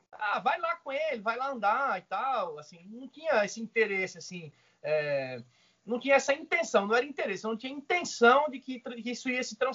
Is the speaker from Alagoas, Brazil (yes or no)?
yes; Maceió, Alagoas, Brazil; now in São Paulo, Brazil; eu sou de Maceió, cara, Alagoas.